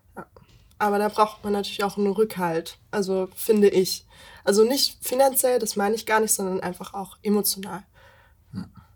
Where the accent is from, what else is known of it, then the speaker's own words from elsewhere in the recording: Meersburg, Baden-Württemberg, Germany; moved away as an adult; now in Stuttgart, Germany; ich komme ursprünglich vom Bodensee, aus Meersburg